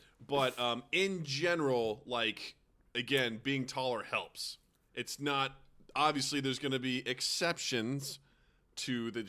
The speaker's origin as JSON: {"language": "English", "country": "United States", "tie": "born or raised there", "said": "Because I've been growing up in America"}